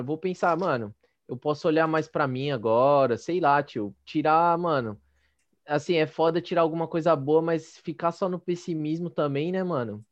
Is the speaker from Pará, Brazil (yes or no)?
no; São Paulo, Brazil; A gente é de São Paulo